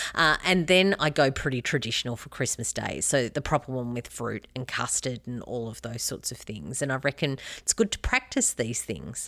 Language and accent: English; Albury, New South Wales, Australia; I grew up near Albury